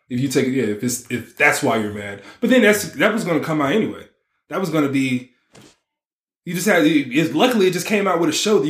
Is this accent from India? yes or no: no; Nigeria; I rock with those too. I'm Nigerian or whatever.